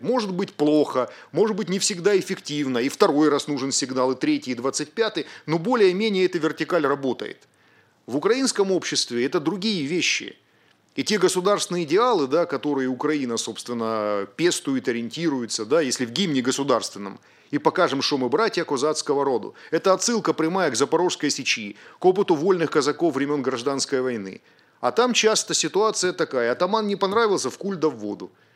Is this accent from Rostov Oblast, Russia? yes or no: yes; Rostov-on-Don, Rostov Oblast, Russia; Я сам родом из Ростова-на-Дону